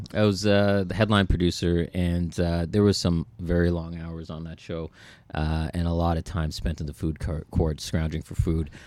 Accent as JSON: {"language": "English", "town": "Toronto", "region": "Ontario", "country": "Canada", "said": "we're from Scarborough"}